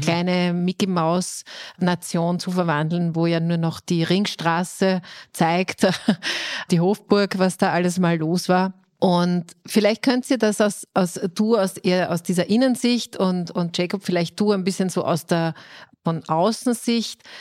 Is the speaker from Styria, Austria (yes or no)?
yes; Styria, Austria; now in Vienna, Austria; ich bin als Steirerin nach Wien gekommen